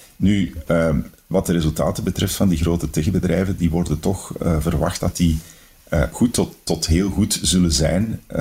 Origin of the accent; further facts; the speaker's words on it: Antwerp, Flanders, Belgium; als Antwerpenaar ben ik natuurlijk